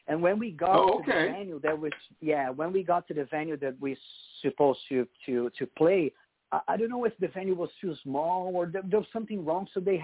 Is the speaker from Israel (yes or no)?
no; Brazil; English is a second language; now in United States; That's why one of the reasons I came here to the United States with my Brazilian band.